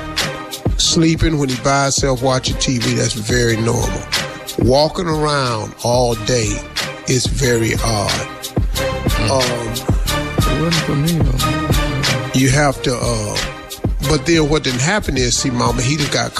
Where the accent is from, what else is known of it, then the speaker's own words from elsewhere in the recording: West Virginia, United States; I'm from West Virginia